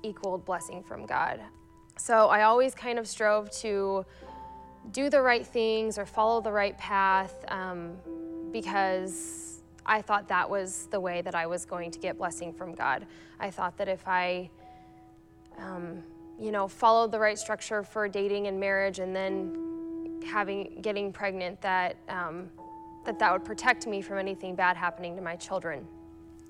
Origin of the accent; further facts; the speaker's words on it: Kearney, United States; moved away as an adult; now in Aurora; I grew up in Kearney, Ifree, and in Kearney, and I moved to Aurora when I married my husband